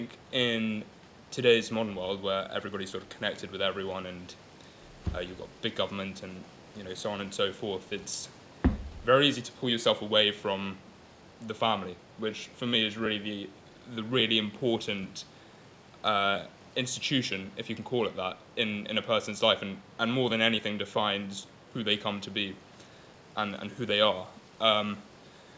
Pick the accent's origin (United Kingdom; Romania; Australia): United Kingdom; London; first language Gujarati; English is a second language; growing up in London.